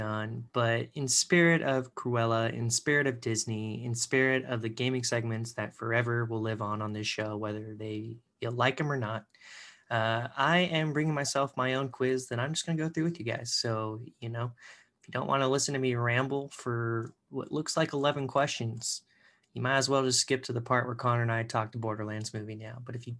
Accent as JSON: {"language": "English", "country": "Canada", "said": "I even, you know, I'm Canadian technically too. So I should have picked, you know, could have gone home, could have gone to Canada."}